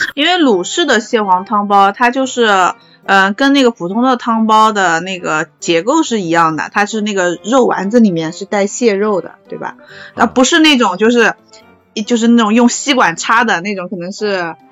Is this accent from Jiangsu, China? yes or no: yes; Nanjing, Jiangsu, China; 我们南京人就是基本上是这样的